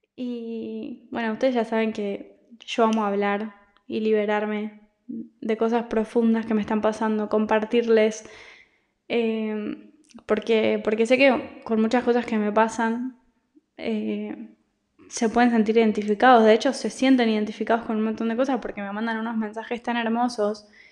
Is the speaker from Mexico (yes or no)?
no; Argentina; moved away as an adult; also born or lived in Italy; now in Barcelona, Spain; yo vivía en Argentina porque soy argentina, de ahí me fui a Italia y de Italia me vine a España, a Barcelona